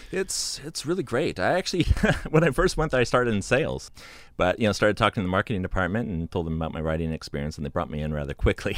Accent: Santa Cruz, California, United States; I was born and raised in Santa Cruz, uh, about forty-five minutes north of Laguna Seca.

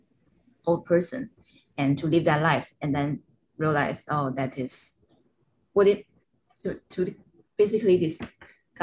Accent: Shenzhen, Guangdong, China; moved away as an adult; now in New York, United States; my hometown, Shenzhen

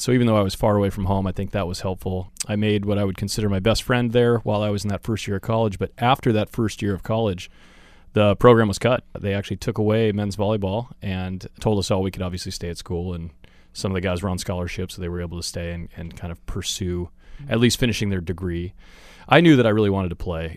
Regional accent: Chico, California, United States; I grew up in Chico, California.

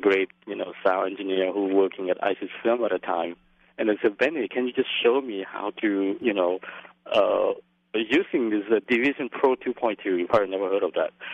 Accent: Laos; also born or lived in Brooklyn, New York; now in New York City, United States; I came from Laos

